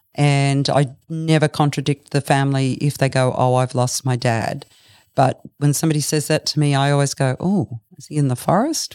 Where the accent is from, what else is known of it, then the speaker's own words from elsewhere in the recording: Brisbane, Queensland, Australia; moved away as an adult; now in Bellingen, Australia; I grew up in Brisbane. I moved down here about thirty years ago to raise my two children.